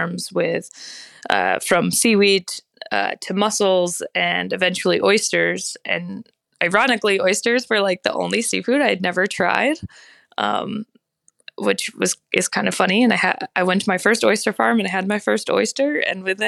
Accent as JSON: {"language": "English", "town": "Belfast", "region": "Maine", "country": "United States", "tie": "born or raised there", "said": "my hometown of Belfast"}